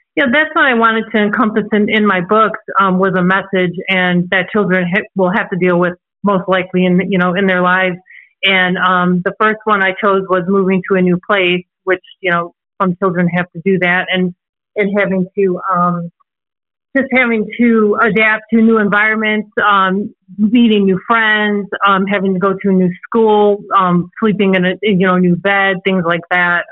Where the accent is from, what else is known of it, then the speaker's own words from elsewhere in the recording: Antioch, Illinois, United States; also born or lived in Chicago, Illinois; I'm actually originally from Chicago, Illinois. As you can probably hear, I don't have an accent. Um, but um, I was originally from Chicago, Illinois, and we had moved um, from Chicago to a small town um, called Antioch in Illinois. And um, we moved there when I was six years old